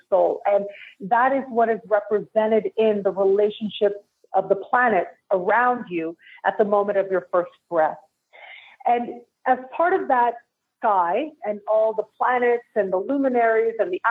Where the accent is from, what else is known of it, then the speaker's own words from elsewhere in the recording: Toronto, Ontario, Canada; moved away as an adult; now in Mexico; I am born and raised in Toronto